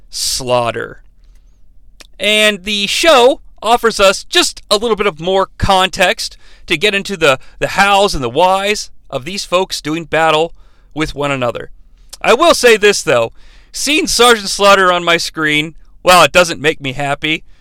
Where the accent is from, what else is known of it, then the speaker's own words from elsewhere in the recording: United States; I'm an American